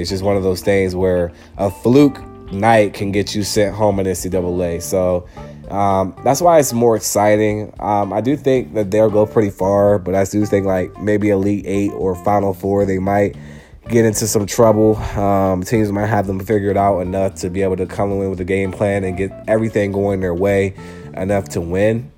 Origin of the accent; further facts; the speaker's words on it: Charlottesville, Virginia, United States; I'm from Charlottesville, Virginia.